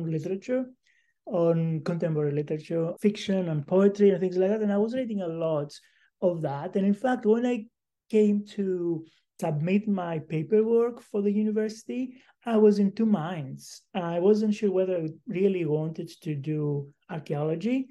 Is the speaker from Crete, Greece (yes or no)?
yes; Crete, Greece; moved away; I was born on the island of Crete some time ago